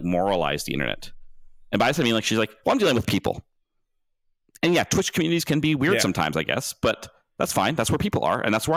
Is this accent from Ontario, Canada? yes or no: no; near Vancouver, British Columbia, Canada; also born or lived in Victoria; I grew up near Vancouver. But I grew up like 45 minutes out of Vancouver